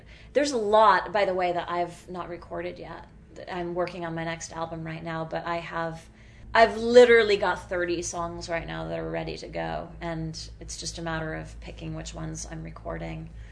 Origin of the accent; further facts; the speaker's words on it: Worcester, Massachusetts, United States; I grew up in Worcester, Massachusetts.